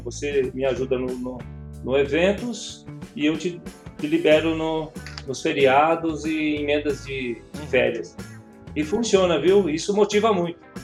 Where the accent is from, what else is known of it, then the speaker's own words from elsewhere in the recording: São Paulo, Brazil; Eu sou de São Paulo